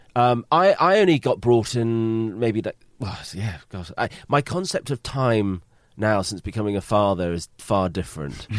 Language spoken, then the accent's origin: English; United Kingdom; being British